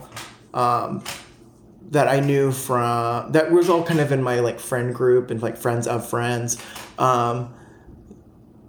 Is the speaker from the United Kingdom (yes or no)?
no; the South, United States; growing up in the South.